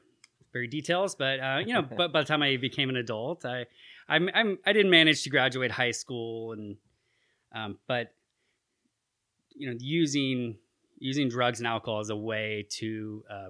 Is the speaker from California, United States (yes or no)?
yes; Petaluma, California, United States; now in Chico, United States; I was raised in Sonoma County